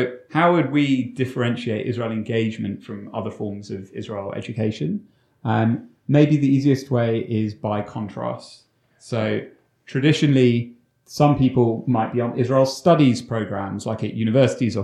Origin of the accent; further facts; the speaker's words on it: London, United Kingdom; I grew up in London, but the one in the UK